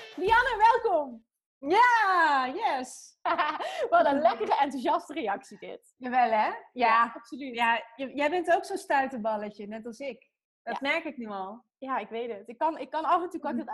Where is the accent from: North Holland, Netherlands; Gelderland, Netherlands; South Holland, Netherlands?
North Holland, Netherlands; Heemskerk; moved away as an adult; also born or lived in Beverwijk; Ik ben in Beverwijk geboren. En in Heemskerk eh, ben ik opgegroeid.